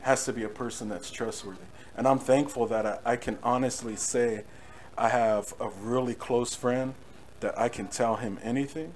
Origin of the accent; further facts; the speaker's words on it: Norwalk, California, United States; also born or lived in Whittier, California; I grew up in, in, between cities. So Norwalk, I was in Norwalk for a while